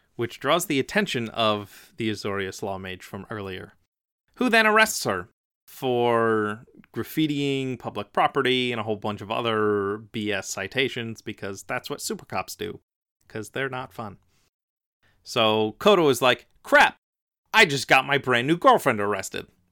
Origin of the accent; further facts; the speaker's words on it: Philadelphia, Pennsylvania, United States; also born or lived in New York; I'm from Philadelphia. I lived right next to New York a lot